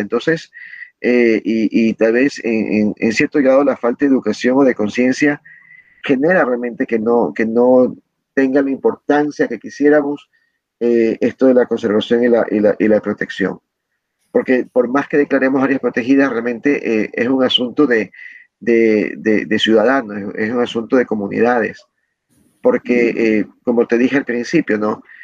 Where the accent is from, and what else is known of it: Ecuador